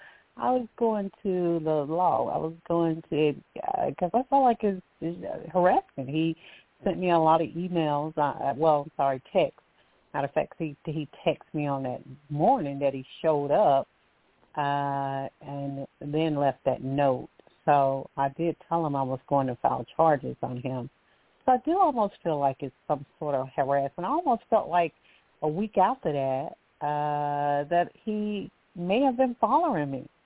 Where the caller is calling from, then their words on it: Alabama, United States; Thank you for taking my call. I'm calling from Alabama.